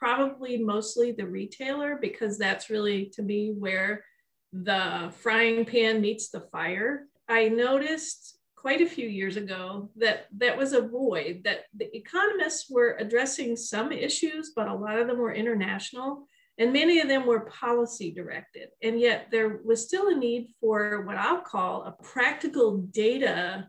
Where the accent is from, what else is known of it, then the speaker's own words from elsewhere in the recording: State College, Pennsylvania, United States; moved away as an adult; also born or lived in Ohio / Michigan; I grew up in State College, Pennsylvania